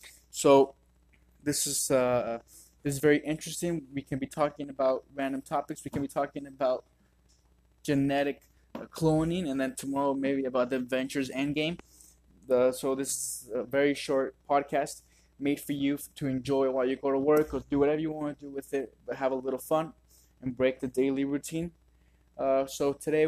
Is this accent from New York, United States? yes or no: no; Las Vegas, Nevada, United States; I was born and raised here in Las Vegas